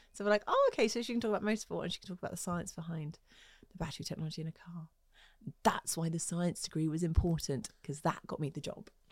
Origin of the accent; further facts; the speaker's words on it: Twickenham, London, United Kingdom; also born or lived in Hammersmith; grew up in Twickenham